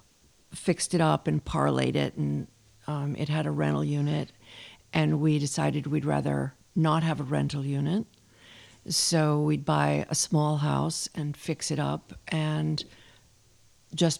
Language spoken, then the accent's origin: English; Watertown, Massachusetts, United States; moved away as an adult; also born or lived in Mystic, Connecticut / Washington, D.C.; now in Nantucket, United States; I grew up in Watertown, Massachusetts during the school year.